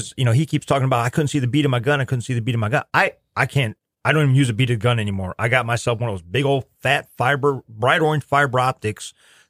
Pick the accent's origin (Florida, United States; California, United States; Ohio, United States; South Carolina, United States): Ohio, United States; now in Missouri, United States; the Buckeye State and hunt some of those gobblers up there in my home state.